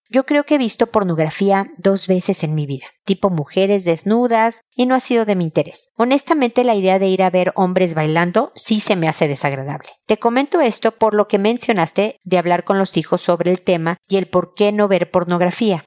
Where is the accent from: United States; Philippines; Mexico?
Mexico; now in Chile; soy mexicana desde hace muchísimos años